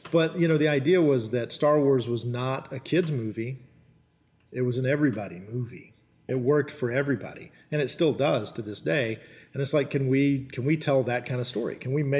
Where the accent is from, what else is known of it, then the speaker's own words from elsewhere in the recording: North Carolina, United States; born there; So even though I was born in Western North Carolina in the 1970s, I was the only member of my family that didn't have a local dialect.